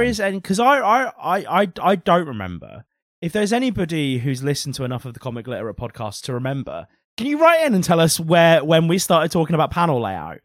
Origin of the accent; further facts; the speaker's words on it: England, United Kingdom; I think we forget as English people